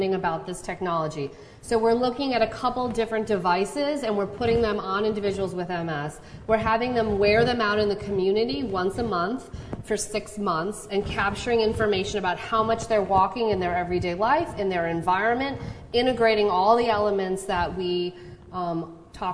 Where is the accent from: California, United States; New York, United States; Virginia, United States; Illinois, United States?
Illinois, United States; Chicago; now in Charlottesville, United States; Where I grew up in Chicago